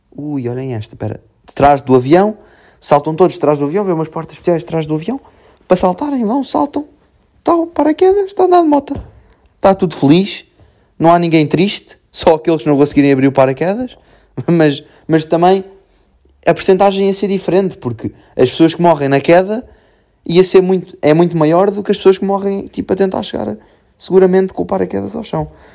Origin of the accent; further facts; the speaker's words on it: Serra do Bouro, Centro, Portugal; moved away; Depois vou para a minha terrinha, Serra do Boro